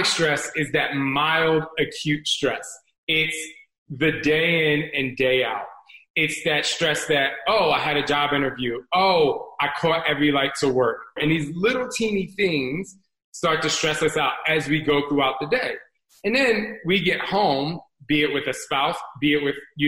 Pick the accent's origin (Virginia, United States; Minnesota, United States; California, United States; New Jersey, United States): New Jersey, United States; I grew up in Jersey